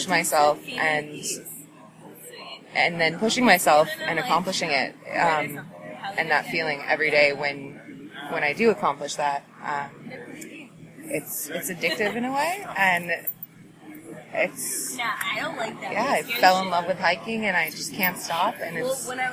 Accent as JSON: {"language": "English", "town": "San Francisco", "region": "California", "country": "United States", "tie": "born or raised there", "also_born_or_lived": "Berkeley, California / Portland, Oregon", "moved": "yes", "said": "Originally, I grew up in Berkeley and San Francisco, California, and was living in Portland, Oregon for many years since."}